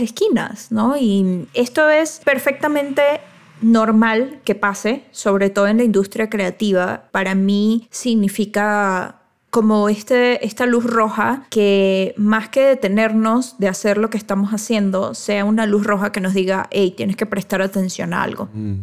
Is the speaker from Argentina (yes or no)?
no; Venezuela; now in Mexico; yo soy venezolana, entonces vengo de Venezuela, trabajo aquí en México